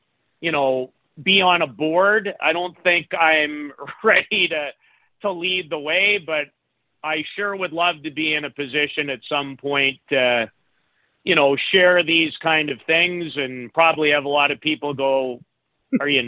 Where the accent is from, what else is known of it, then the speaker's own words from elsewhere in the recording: Saskatoon, Saskatchewan, Canada; I grew up in Saskatoon